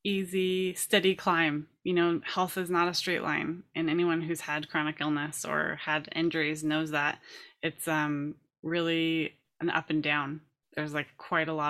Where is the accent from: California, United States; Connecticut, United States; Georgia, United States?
California, United States; I grew up in California